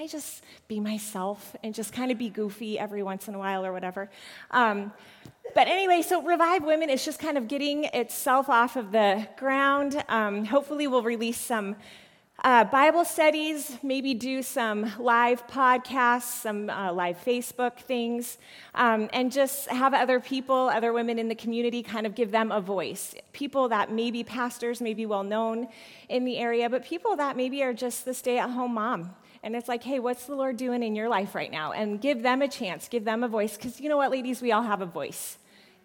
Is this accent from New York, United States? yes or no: no; Colorado, United States; I was born in Colorado. I am a Colorado native